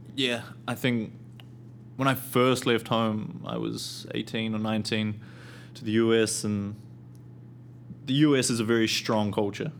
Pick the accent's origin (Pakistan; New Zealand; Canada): New Zealand; Auckland; where I live, I'm from Auckland, and big city